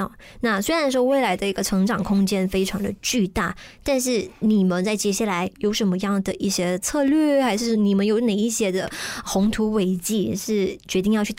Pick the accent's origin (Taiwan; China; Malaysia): Malaysia; 就好像我们马来西亚人对羽球的这种热爱程度一样。